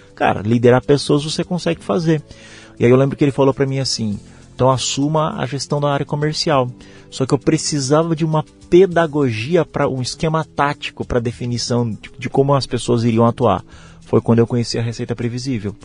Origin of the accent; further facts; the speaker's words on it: Cuiabá, Mato Grosso, Brazil; moved away as an adult; now in Curitiba, Brazil; Eu sou de Cuiabá, a capital né, do meu estado